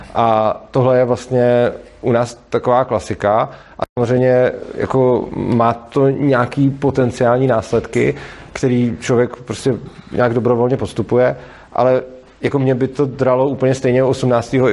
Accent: Prague, Czechia; jsem z Prahy a dojíždím vlastně do Brna

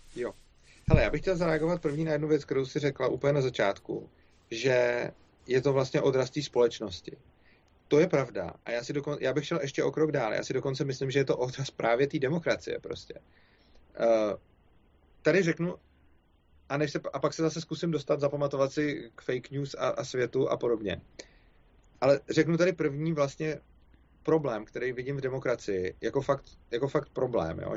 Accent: Czechia; my Češi

